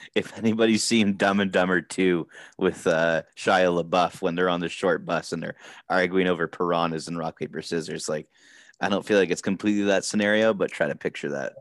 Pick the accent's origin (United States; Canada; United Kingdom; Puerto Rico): Canada; we're Canadian.